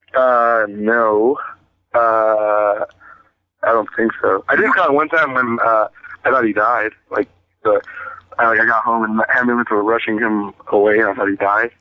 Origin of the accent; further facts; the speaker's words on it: Inglewood, California, United States; I'm from Inglewood